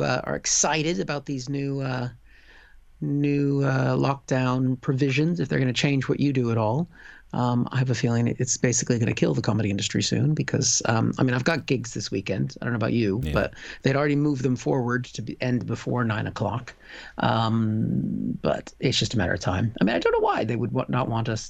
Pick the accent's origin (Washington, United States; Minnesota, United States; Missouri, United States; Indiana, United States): Washington, United States; Seattle; born or raised there; now in United Kingdom